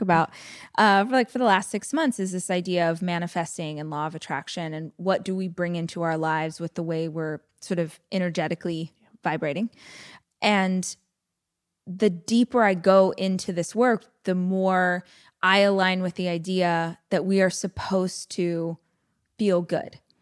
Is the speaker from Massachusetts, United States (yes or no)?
no; Bakersfield, California, United States; I tell people I'm from Bakersfield, but I actually lived probably forty minutes away from the city out in the country is where all my family was